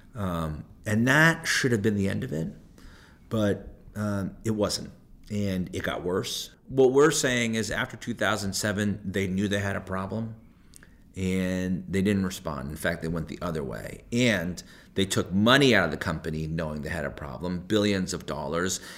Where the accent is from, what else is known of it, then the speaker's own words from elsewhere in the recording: Hartford, Connecticut, United States; I was born and raised in the Hartford area